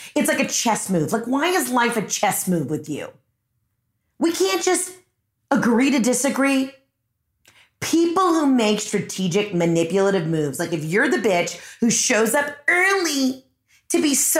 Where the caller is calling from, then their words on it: Maine, United States; Hey, Heather, it's …. I'm calling from Maine.